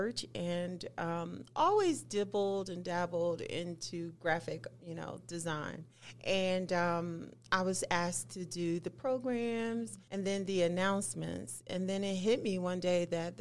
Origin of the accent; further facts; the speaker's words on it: Trenton, New Jersey, United States; now in Utah, United States; my hometown of Trenton, New Jersey